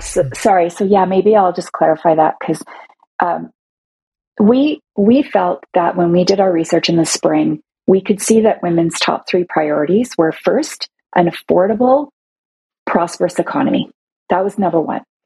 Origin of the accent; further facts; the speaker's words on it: Toronto, Ontario, Canada; I'm from Toronto